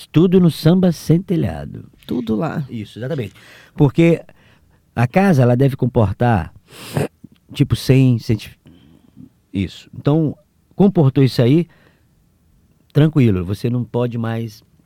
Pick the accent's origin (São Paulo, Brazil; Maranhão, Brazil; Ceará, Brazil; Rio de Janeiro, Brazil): Maranhão, Brazil; São Luís; eu nasci no centro, ali na Rua de Nazaré